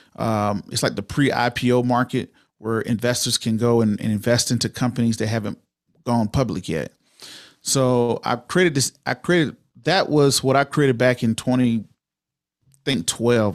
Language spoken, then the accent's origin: English; Waynesboro, Georgia, United States; also born or lived in Augusta, Georgia; now in Denver, United States; I was born in Augusta, Georgia, raised in a little small town of Waynesboro, Georgia, right outside of Augusta